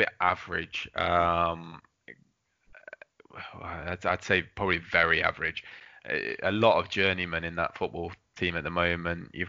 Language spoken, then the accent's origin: English; England, United Kingdom; I was from England